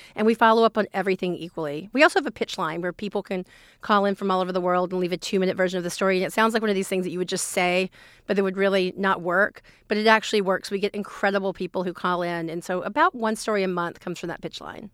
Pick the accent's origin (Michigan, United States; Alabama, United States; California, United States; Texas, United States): Alabama, United States; rural; I grew up in the South, in the, in rural Alabama